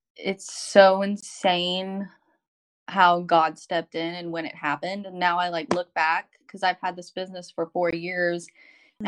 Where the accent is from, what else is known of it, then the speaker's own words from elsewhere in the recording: Arkansas, United States; moved away as an adult; also born or lived in California; I'm from Arkansas we moved to California because that's where he was stationed